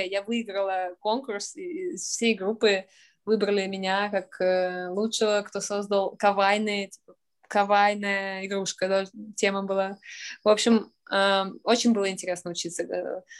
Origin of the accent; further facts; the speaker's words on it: Saint Petersburg, Russia; moved away as an adult; also born or lived in Sweden / Austria / London / Tokyo; Я из Петербурга, родилась в Ленинграде